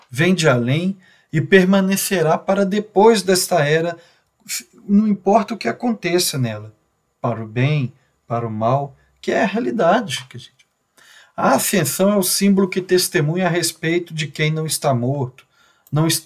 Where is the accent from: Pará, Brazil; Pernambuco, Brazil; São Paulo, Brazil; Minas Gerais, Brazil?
Minas Gerais, Brazil; Belo Horizonte; now in Goiânia, Brazil; Tenho 43 anos, sou natural de Belo Horizonte, mas já vivo em Goiânia, sou um mineiro goianado já.